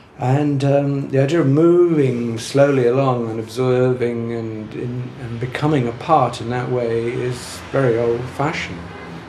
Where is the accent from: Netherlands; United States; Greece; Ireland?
Ireland; Dublin, Leinster; now in London, United Kingdom; I was moving to London when I moved in the 60s from Dublin, which was a kind of a sleepy kind of provincial town, very, very dominated by the church and so on.